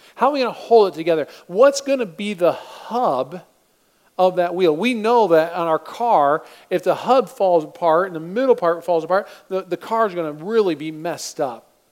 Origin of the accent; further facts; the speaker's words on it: Michigan, United States; I'm from Michigan